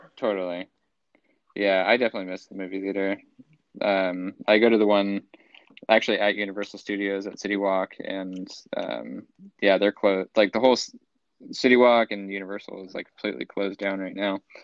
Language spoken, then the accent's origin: English; Central Coast, California, United States; moved away as an adult; now in Los Angeles, United States; in my hometown